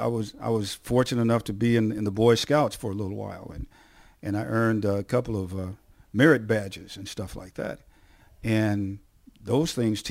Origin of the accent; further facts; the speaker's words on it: San Antonio, Texas, United States; I met a guy a few days ago who I grew up with in San Antonio, Texas